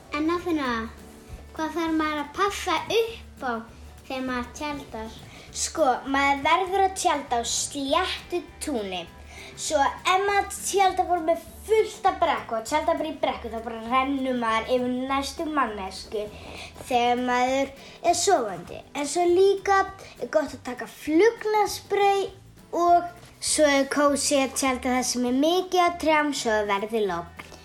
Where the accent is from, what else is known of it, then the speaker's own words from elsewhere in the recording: Keflavík, Southern Peninsula, Iceland; við erum frá Keflavík.